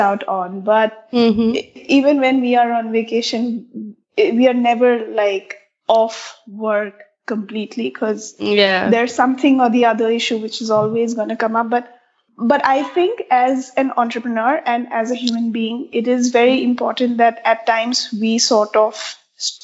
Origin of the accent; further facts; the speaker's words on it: Assam, India; also born or lived in Dibrugarh, Assam / Guwahati, Assam; now in Bangalore, India; I'm born and brought up in Assam